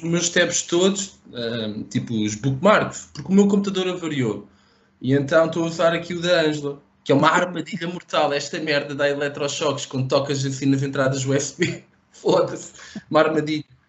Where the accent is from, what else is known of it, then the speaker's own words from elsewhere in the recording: Portugal; eu sou de Portugal.